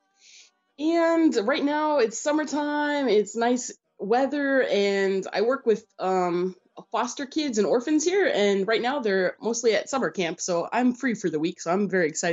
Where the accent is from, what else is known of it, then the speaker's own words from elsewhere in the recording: United States; I was born in America, so that's why I don't have a Ukrainian accent. My accent is reserved for when I speak in Ukrainian and Russian. I was born in America.